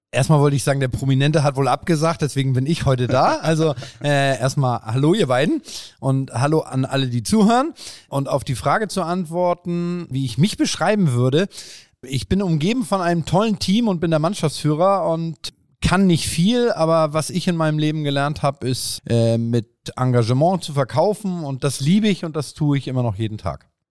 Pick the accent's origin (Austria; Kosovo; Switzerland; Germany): Germany; Bad Segeberg, Schleswig-Holstein; ich bin in Bad Segeberg groß geworden. Wer Bad Segeberg nicht kennt, äh, äh, in Schleswig-Holstein, kleines Kleinstadt